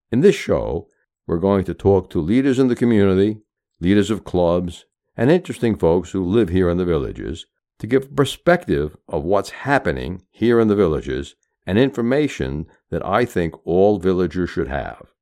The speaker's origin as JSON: {"language": "English", "region": "Michigan", "country": "United States", "also_born_or_lived": "Virginia", "said": "Well, I'm from Michigan"}